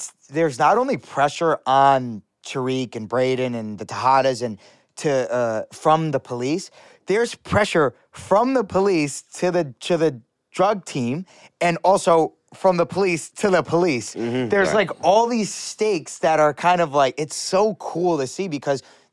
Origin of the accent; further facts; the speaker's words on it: Rhode Island, United States; I'm from Rhode Island